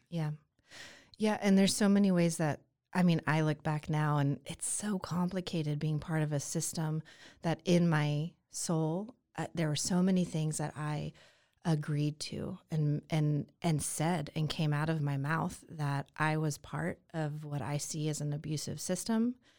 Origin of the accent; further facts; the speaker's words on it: Atlanta, Georgia, United States; now in Waco, United States; I was born and raised in Atlanta, Georgia